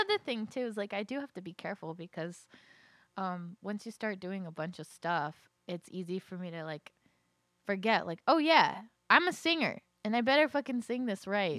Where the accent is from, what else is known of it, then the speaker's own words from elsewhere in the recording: Los Angeles, California, United States; moved away as an adult; now in Virginia, United States; I'm from Los Angeles, but all of my blood is Latina.